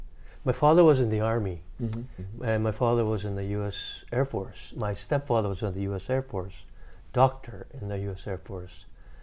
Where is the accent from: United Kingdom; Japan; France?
Japan; Tokyo; I was born in Tokyo.